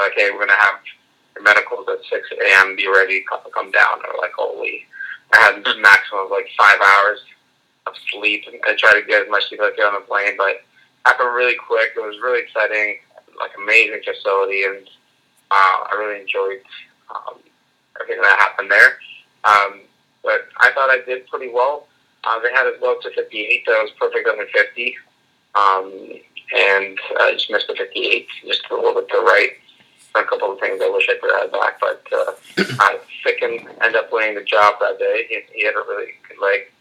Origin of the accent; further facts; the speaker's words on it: Canada; being Canadian